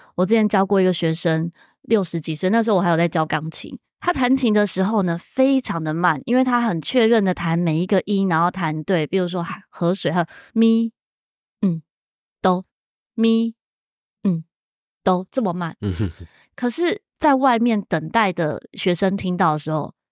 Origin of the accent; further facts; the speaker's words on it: Hualien, Hualien County, Taiwan; 我小时候是住在花莲哦，真的外啊，外婆家在花莲诶